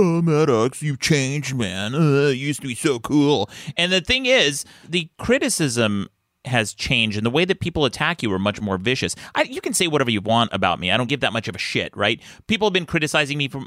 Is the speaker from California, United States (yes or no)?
no; Utah, United States; moved away; I grew up in Utah